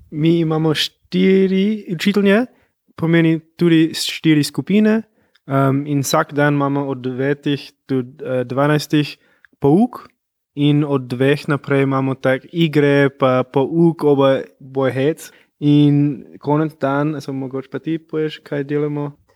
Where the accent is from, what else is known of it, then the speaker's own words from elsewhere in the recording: California, United States; first language English; Slovenian is a second language; moved away; native speaker, jaz pridem iz Kalifornije, mogoče pa slišiš moj akcent.